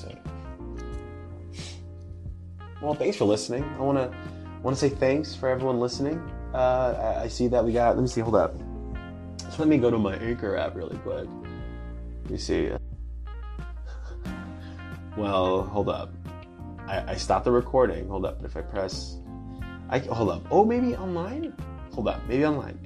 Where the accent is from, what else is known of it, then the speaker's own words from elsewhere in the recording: California, United States; I'm from California